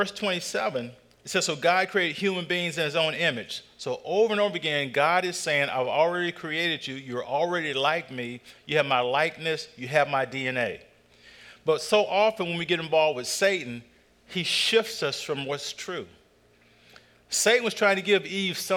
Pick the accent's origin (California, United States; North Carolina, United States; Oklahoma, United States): North Carolina, United States; I grew up in North Carolina